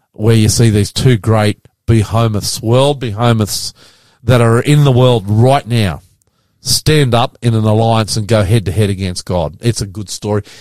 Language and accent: English; Queensland, Australia; we grew up Queensland